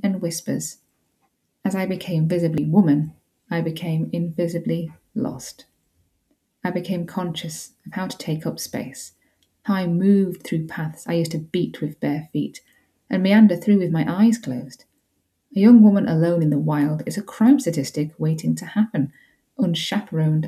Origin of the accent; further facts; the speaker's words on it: Yorkshire and the Humber, United Kingdom; I grew up in West Yorkshire